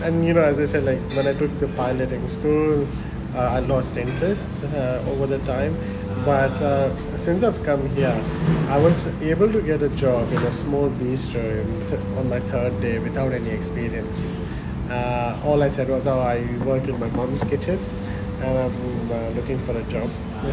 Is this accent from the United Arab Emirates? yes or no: yes; Dubai, United Arab Emirates; Growing up, I grew up in Dubai. We used to go India only once a year during like school summer holidays.